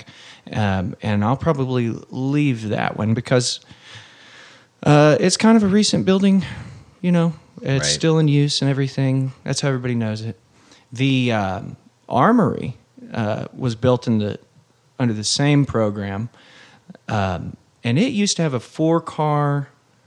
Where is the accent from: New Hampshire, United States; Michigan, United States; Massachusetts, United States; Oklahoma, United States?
Oklahoma, United States; Adair County; My wife's from Sequoia County. I'm from Adair County